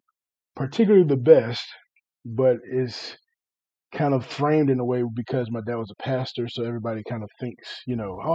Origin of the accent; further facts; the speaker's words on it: Chesapeake, Virginia, United States; moved away; also born or lived in Greenville, North Carolina; I'm originally from Chesapeake, Virginia. So grew up there